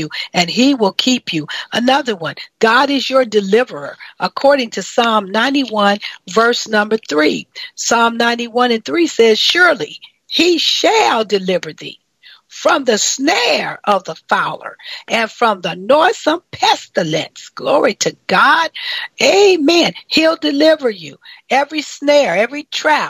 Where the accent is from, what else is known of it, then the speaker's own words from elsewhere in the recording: Kellogg country, Michigan, United States; moved away; my hometown is Kellogg country